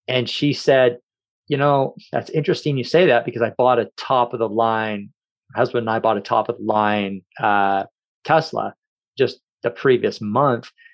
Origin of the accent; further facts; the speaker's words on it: Kamloops, British Columbia, Canada; also born or lived in Victoria, British Columbia / Courtenay, British Columbia / Campbell River, British Columbia; I grew up in Kamloops